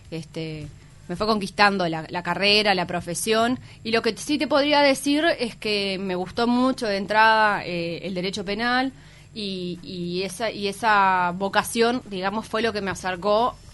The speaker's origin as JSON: {"language": "Spanish", "region": "Paysandú", "country": "Uruguay", "moved": "as an adult", "lives_now": "Montevideo, Uruguay", "said": "Soy de Paysandú."}